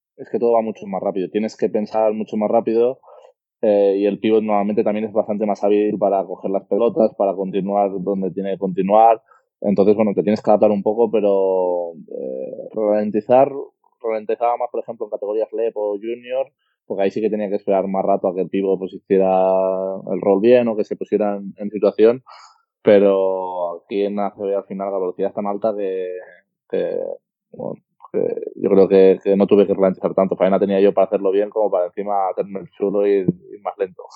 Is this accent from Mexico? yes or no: no; Spain; also born or lived in Russia; now in Valencia, Spain; Aquí en España somos muy haters y bueno, siempre a la que haces un partido malo o pasa algo malo, siempre salen ahí los haters y te ponen un poco a caldo, pero así somos los españoles